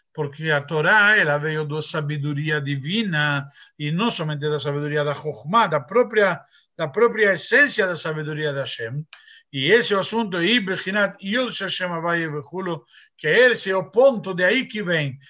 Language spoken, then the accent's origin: Portuguese; Argentina; moved away; eu sou argentino